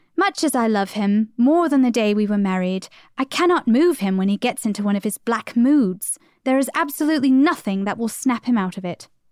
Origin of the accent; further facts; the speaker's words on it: United States; we're we're American, obviously, so we're coming at this from an American point of view.